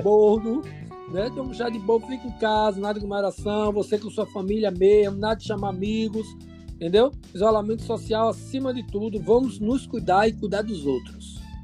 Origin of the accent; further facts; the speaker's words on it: Bahia, Brazil; como um bom nordestino, né? Falo aqui da Bahia